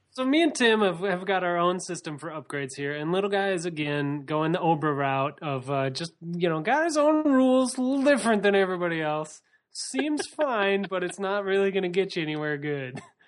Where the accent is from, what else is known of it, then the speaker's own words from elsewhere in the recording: United States; we're American.